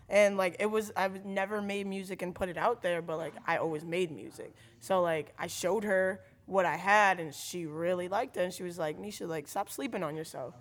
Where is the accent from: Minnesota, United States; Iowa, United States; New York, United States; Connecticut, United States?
Connecticut, United States; New London; I grew up in New London.